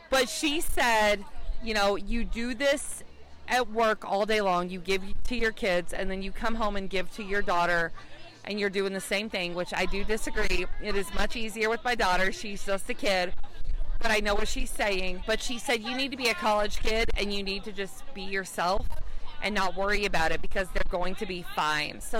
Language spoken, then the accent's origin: English; Indiana, United States; I'm from Indiana.